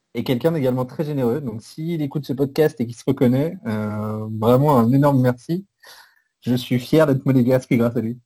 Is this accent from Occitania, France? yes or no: no; Paris region, Île-de-France, France; Je suis de la région parisienne